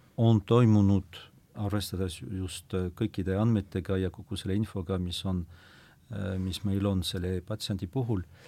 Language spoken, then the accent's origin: Estonian; foot of the Pyrenees, about 100 km west of Lourdes, Nouvelle-Aquitaine, France; Estonian is a second language; now in Estonia; ma olen sündinud äh, Pirenee mm -hmm. jalamil muuhulgas, aga umbes sada kilomeetrit äh, lääne poole äh, võrreldes Lourdiga